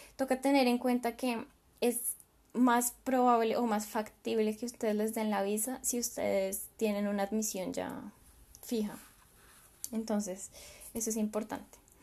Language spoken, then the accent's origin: Spanish; Colombia; moved away as an adult; now in Germany; yo pues soy de Colombia y mi experiencia fue exclusivamente ahí en Colombia